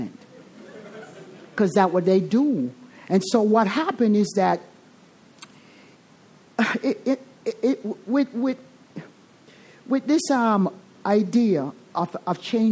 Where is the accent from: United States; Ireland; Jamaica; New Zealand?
Jamaica; accent: Jamaican; I'm Jamaican